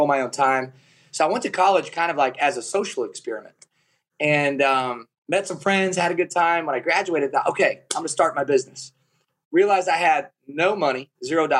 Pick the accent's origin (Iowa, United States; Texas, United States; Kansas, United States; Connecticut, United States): Iowa, United States; Kalona; So I was raised in Kelowna, Iowa